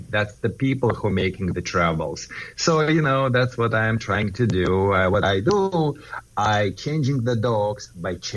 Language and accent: English; Southern California, United States; I am from Southern California